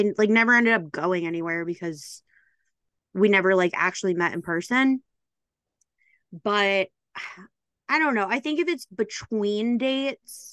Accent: Midwest, United States; now in New York, United States; I'm from the Midwest

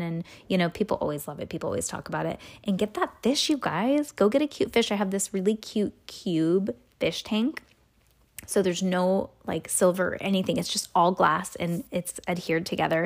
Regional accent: California, United States; We are from California

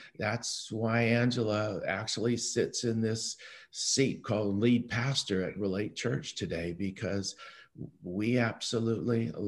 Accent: Vancouver, British Columbia, Canada; Helen and I were born and raised in Vancouver

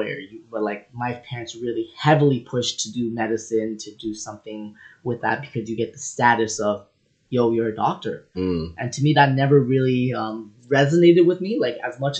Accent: Toronto, Ontario, Canada; I'm originally from Rexdale, Toronto, Ontario

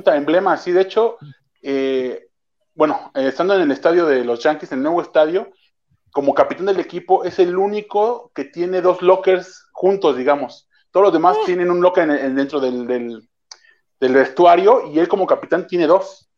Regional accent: Mexico; como mexicano

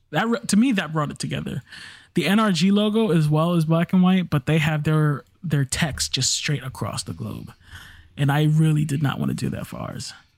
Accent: New York City, New York, United States; I'm from the Bronx. I'm black and Puerto Rican, so I am the universal minority

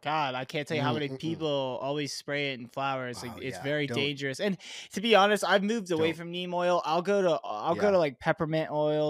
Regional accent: Florida, United States; Because like it, you know, Caribbean is a lot like Florida. I came from Florida.

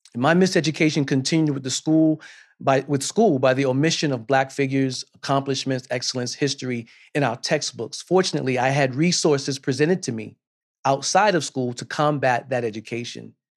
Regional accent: South Carolina, United States; I'm from South Carolina, and I watched the local news each night with my grandmother

